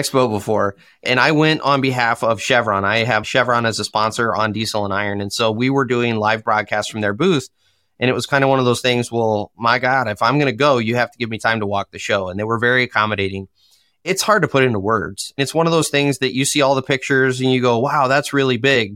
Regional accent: Michigan, United States; I am from Michigan in the U S.

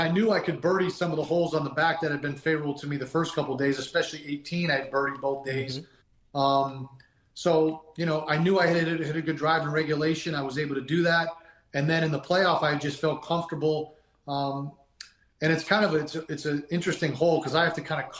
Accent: Massachusetts, United States; I grew up in Massachusetts

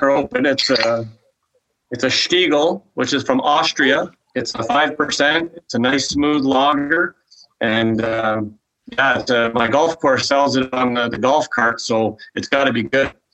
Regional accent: Toronto, Ontario, Canada; moved away; also born or lived in Quebec City; I was from Toronto

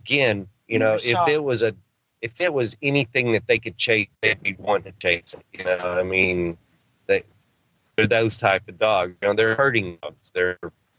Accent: Arkansas, United States; I'm a country boy. I'm from Arkansas.

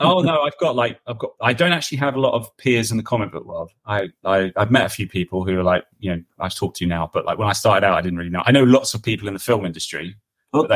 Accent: London, United Kingdom; I grew up in London

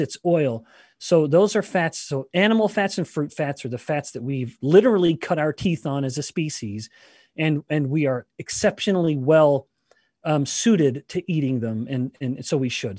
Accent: Canada; I am Canadian

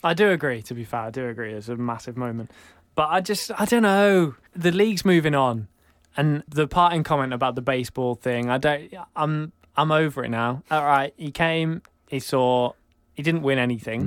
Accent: England, United Kingdom; I'm from England.

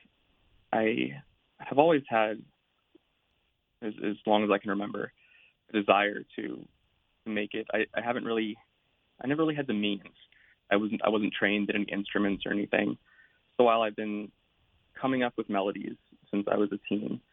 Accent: Salinas, California, United States; also born or lived in Berkeley, California; I'm from Salinas, California. It's sort of an agricultural town on the central coast

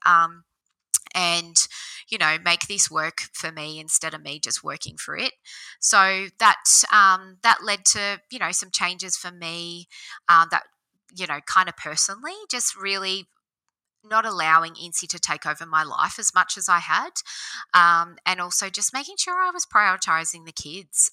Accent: Oberon, New South Wales, Australia; also born or lived in Bathurst / Sydney; I grew up in Oberon on a, um, a sheep farm

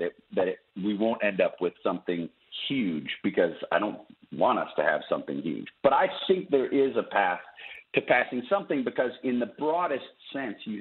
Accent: Wisconsin, United States; Wisconsin, which is my home state where I grew up

